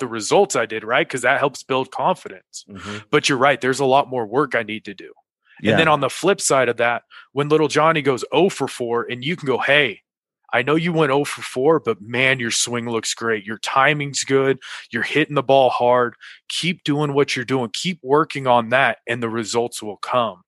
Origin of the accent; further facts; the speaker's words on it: California, United States; moved away as an adult; also born or lived in Mississippi; now in Denver, United States; I loved growing up in California